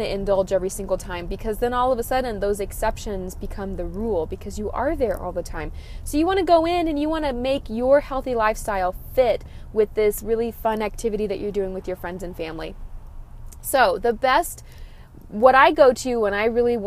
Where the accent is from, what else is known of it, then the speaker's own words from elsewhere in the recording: Texas, United States; I'm from Texas